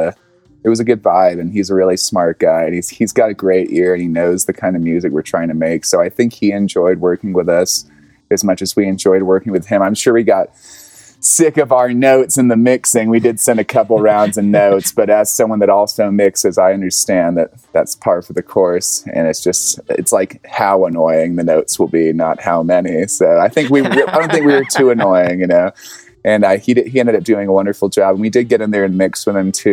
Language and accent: English; the South, United States; I'm from the South